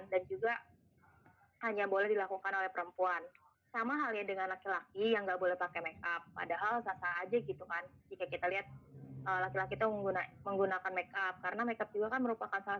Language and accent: Indonesian; West Java, Indonesia; gue juga orang Sunda gitu